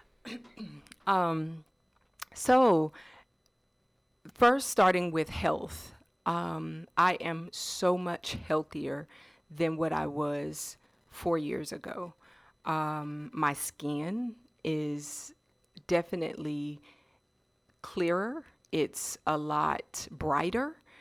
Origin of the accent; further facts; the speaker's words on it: Washington, District of Columbia, United States; also born or lived in North Carolina; now in Georgia, United States; I am originally from um, the DC area.